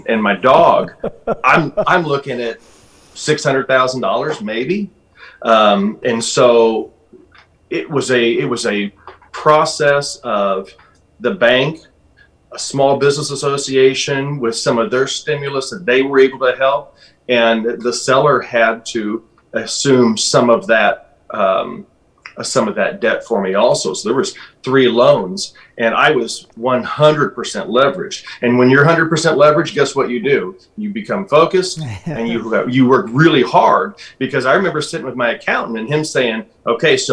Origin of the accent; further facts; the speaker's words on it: Alton, United States; This is my hometown. The town of Alton is about 30,000 people